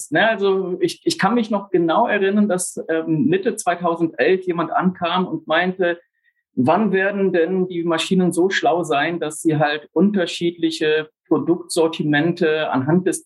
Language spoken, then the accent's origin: German; Amazonas, Brazil; also born or lived in Germany / England; Bin in Deutschland geboren, aufgewachsen in Brasilien, tiefsten Amazonas, in England Betriebswirtschaft studiert.